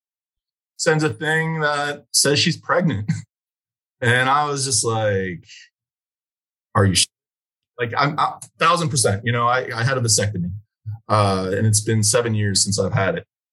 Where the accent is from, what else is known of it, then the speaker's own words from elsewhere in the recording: Chicago, Illinois, United States; moved away as an adult; now in Clovis, United States; I'm from Chicago